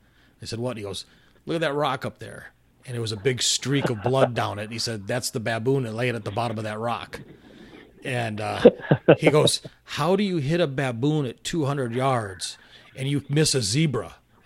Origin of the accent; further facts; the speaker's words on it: United States; as a kid growing up in the States